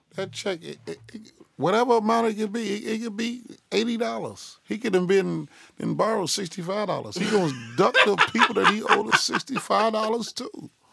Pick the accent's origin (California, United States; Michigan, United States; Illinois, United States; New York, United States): Illinois, United States; Chicago; It's sixty-five twenty Southwood, man. Chicago, Illinois. West Inglewood, man. The, the, the greatest school ever lived.